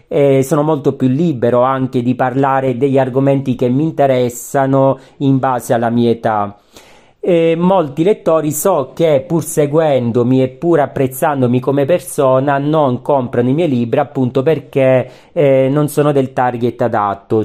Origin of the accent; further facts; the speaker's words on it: Calabria, Italy; Calabria, terra che amo, visto che ci sono nato